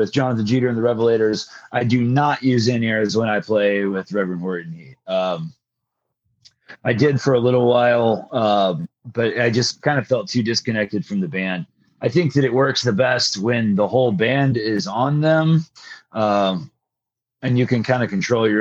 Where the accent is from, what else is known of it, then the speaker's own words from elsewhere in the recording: Greenville, Texas, United States; I grew up in Greenville, Texas.